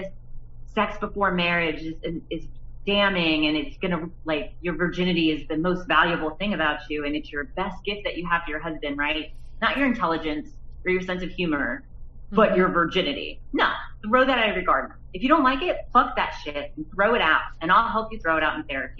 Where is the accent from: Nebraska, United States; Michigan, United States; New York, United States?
Nebraska, United States; I grew up in the Midwest, I grew up in Nebraska